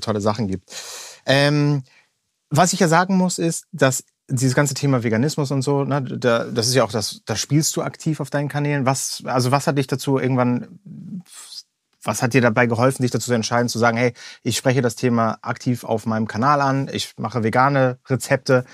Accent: Germany; bei uns in Deutschland

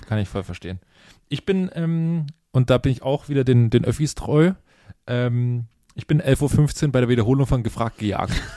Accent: Lusatia, Saxony, Germany; born or raised there

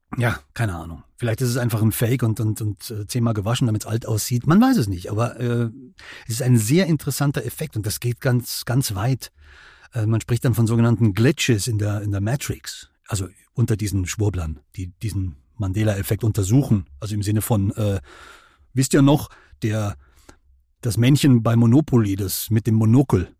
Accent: Germany; wir als Deutsche

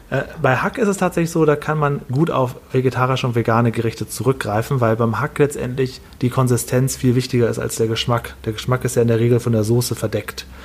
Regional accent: Düsseldorf, North Rhine-Westphalia, Germany; Ich komme ja hier aus Düsseldorf und hier in Düsseldorf gibt es ja viele asiatische äh, Supermärkte und so weiter.

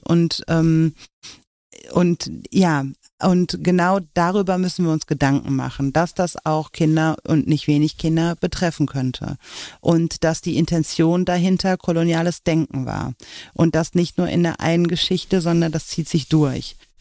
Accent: Oberhausen, North Rhine-Westphalia, Germany; ich bin so am Stadtrand von Oberhausen groß geworden

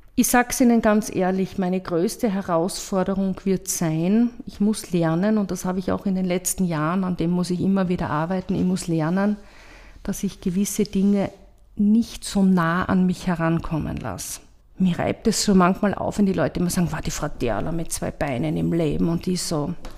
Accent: Graz, Styria, Austria; Ich bin in Gösting aufgewachsen

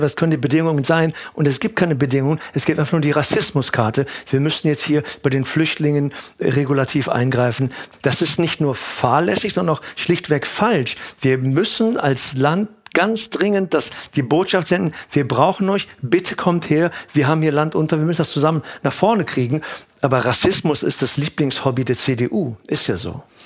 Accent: Cologne, North Rhine-Westphalia, Germany; Ich bin in Köln geboren, und aufgewachsen

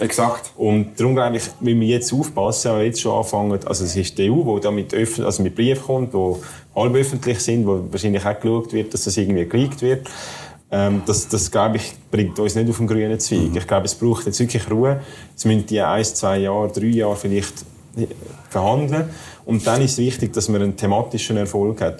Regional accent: Zurich, Switzerland; bei meinem Heimatkanton in Zürich

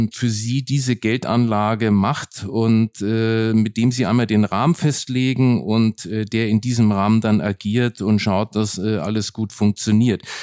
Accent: Nuremberg, Bavaria, Germany; now in Berlin, Germany; Nürnberg bleibt meine Heimatstadt

